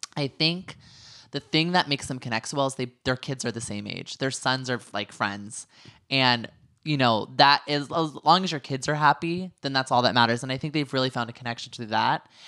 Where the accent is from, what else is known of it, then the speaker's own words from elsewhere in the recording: Northern California, United States; I just told people I was from California